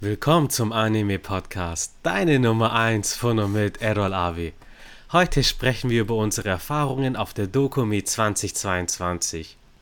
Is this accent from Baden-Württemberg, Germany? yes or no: yes; Stuttgart, Baden-Württemberg, Germany; wir sind ja aus Stuttgart